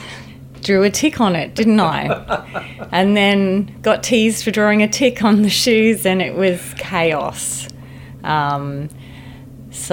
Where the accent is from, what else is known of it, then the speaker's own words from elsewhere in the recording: Queensland, Australia; also born or lived in Geelong, Victoria; mum travelled back up to Queensland to be with her family when I was about three in a combi van.